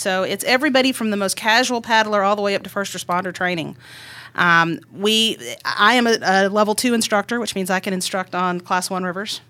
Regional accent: Middle Tennessee, United States; I grew up in Middle Tennessee. I'm a local girl

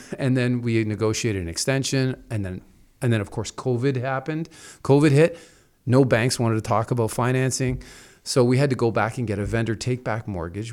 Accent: Toronto, Ontario, Canada; I come from Toronto, so we're used to smaller apartments

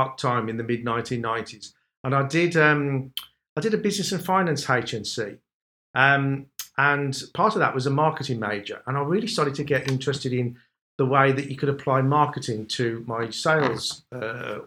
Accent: Wolverhampton, West Midlands, United Kingdom; that's probably why you can tell the accent, because I'm from Wolverhampton.

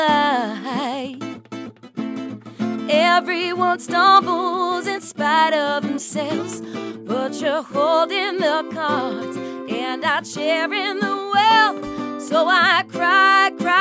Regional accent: Jersey Shore, New Jersey, United States; moved away as an adult; now in Nashville, United States; I'm from the Jersey Shore, so like I'm used to being like a block away from the beach

